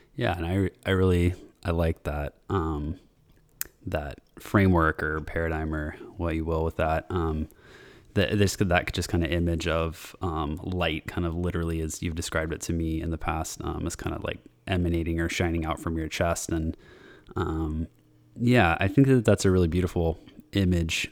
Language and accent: English; United States; since I'm American, even my family is from, like, uh, Portugal and Italy